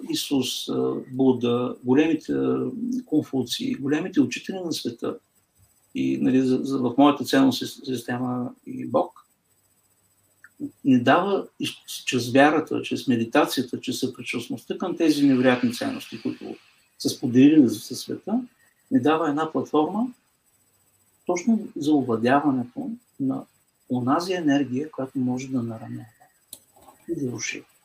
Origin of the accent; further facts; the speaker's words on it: Bulgaria; като българи